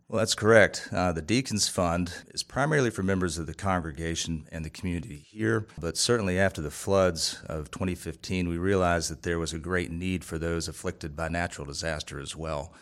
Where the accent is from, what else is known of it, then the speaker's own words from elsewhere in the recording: Columbia, United States; I grew up in Columbia